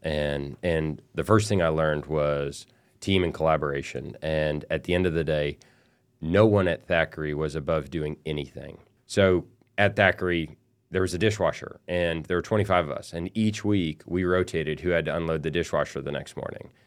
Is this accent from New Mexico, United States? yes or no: no; El Paso, Texas, United States; I grew up in El Paso, Texas